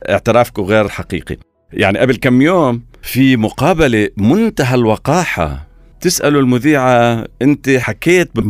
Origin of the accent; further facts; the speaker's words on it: Palestine; الان ممكن يكون نقاش داخلي عنا احنا كفلسطينيين هل هذا رفع العلم مفيد ولا غير مفيد